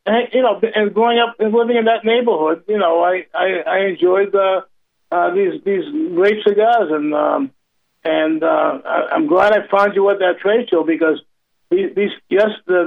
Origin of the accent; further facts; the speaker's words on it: Boston, Massachusetts, United States; moved away; I'm from Boston originally